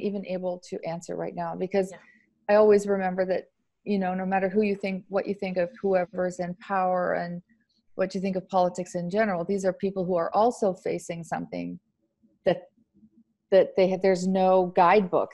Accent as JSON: {"language": "English", "country": "Canada", "moved": "yes", "lives_now": "Italy", "said": "I'm Canadian."}